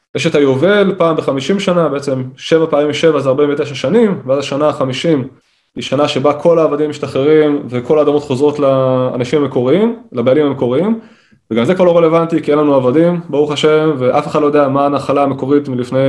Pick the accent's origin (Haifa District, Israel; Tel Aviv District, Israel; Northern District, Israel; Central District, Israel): Northern District, Israel; Kiryat Tivon; moved away as an adult; now in Gaza envelope, Israel; אני גדלתי בבית חילוני, בקריית טבעון